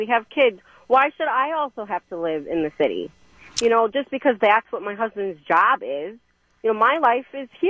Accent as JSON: {"language": "English", "area": "Lake Country", "region": "Wisconsin", "country": "United States", "tie": "born or raised there", "also_born_or_lived": "Waukesha, Wisconsin", "said": "And we have lived in Waukesha pretty much our whole lives. I grew up in Lake Country."}